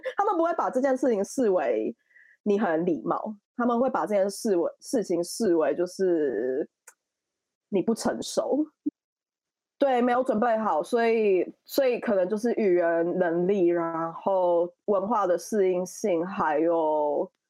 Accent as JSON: {"language": "Chinese", "country": "Taiwan", "tie": "born or raised there", "also_born_or_lived": "Paris, France", "moved": "as an adult", "lives_now": "London, United Kingdom", "said": "毕竟是从小在那边长大，不是国外的 A、B、C"}